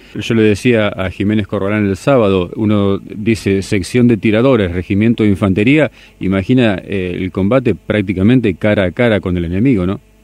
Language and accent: Spanish; Argentina